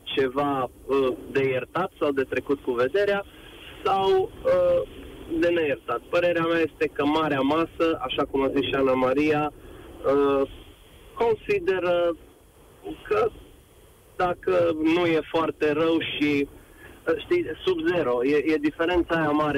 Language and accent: Romanian; Baia Mare, Maramureș County, Romania; Eu sunt din Baia Mare